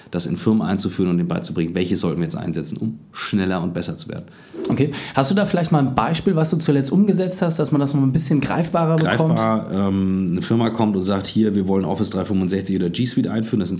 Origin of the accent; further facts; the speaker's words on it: North Germany, Germany; ich bin Norddeutscher.